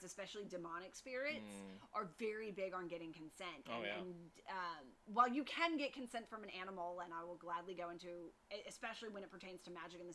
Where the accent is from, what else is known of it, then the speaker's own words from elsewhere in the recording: Louisiana, United States; I'm originally from Louisiana